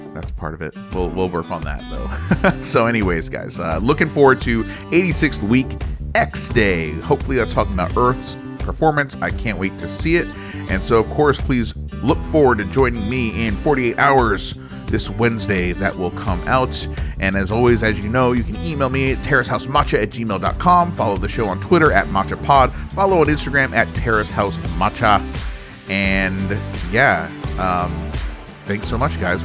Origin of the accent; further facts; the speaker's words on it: United States; I'm American